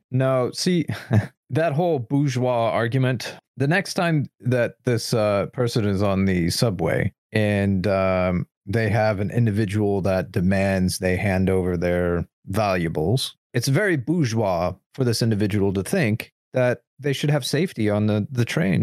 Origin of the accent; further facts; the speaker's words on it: United States; as an American